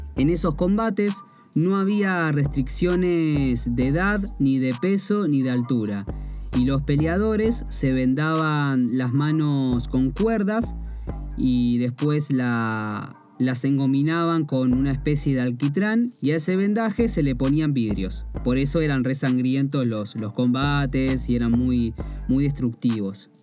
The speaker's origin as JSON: {"language": "Spanish", "country": "Argentina", "said": "soy de Argentina y por ende soy extranjero, o sea, no nací en Tailandia"}